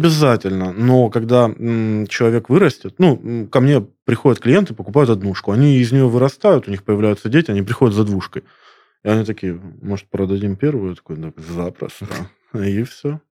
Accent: Krasnodar, Krasnodar Krai, Russia; я коренной краснодарец

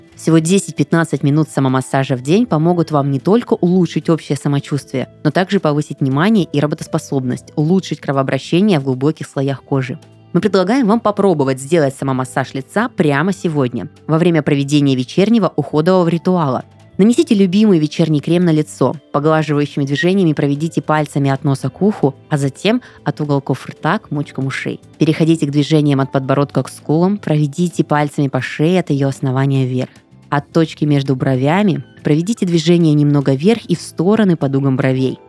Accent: Irkutsk Oblast, Russia; moved away; я из Иркутской области. У нас а, была поставка воды с ангары. То есть мы всегда пили из-под крана чистейшую, вкуснейшую воду.

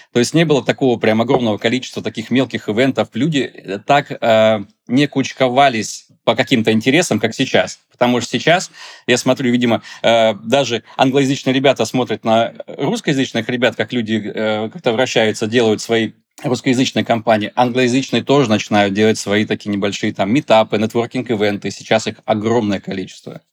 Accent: Tyumen, Tyumen Oblast, Russia; moved away as an adult; now in Dubai, United Arab Emirates; Я сам из Тюмени, то есть у меня за плечами 10 лет э, работы фотографом э, в Тюмени

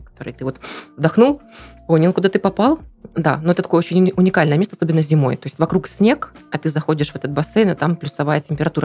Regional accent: Kamchatka Krai, Russia; now in Krasnodar Krai, Russia; Я выросла на Камчатке

